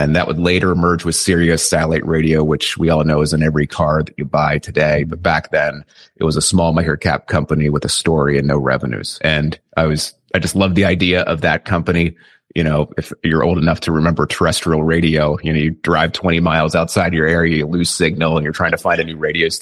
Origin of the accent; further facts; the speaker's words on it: Lancaster, Pennsylvania, United States; I'm from Lancaster, Pennsylvania. So this is kind of Amish country in the United States, and it's kind of a unique place to be brought up